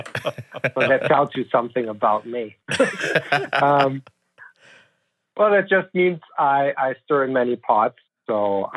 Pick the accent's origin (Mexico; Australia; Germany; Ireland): Germany; moved away as an adult; now in United States; So I grew up in Germany, born and raised there. My little family came over to the U.S. in 2008.